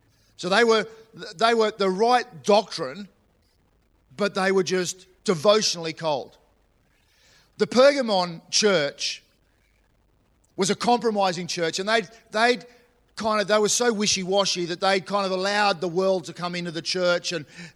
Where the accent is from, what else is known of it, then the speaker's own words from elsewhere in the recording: New South Wales, Australia; now in Queensland, Australia; I was born in New South Wales. And I was born in New South Wales, but my heart is in Queensland.